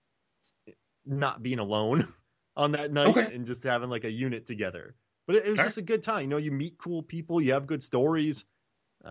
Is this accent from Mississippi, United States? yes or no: no; Florida, United States; also born or lived in South Korea; I was from Florida